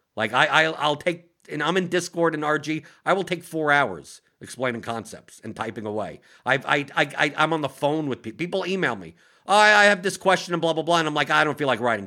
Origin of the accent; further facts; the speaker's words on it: New York, United States; I'm from New York